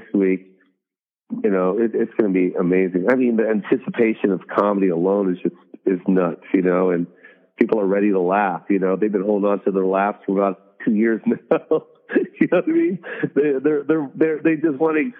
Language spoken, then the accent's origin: English; Las Vegas, Nevada, United States; I'm from Vegas.